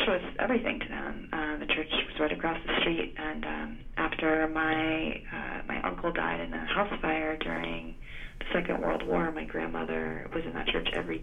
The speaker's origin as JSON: {"language": "English", "region": "Florida", "country": "United States", "tie": "born or raised there", "also_born_or_lived": "Greece / Georgia", "said": "was born in Greece and grew up in Florida, which isn't really the Deep South, but spent quite a bit of time in Georgia growing up"}